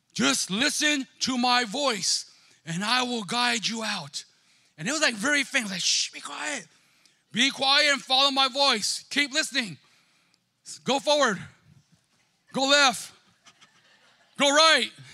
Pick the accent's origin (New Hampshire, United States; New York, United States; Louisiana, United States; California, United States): California, United States; Stockton; I'm from Conway and Stockton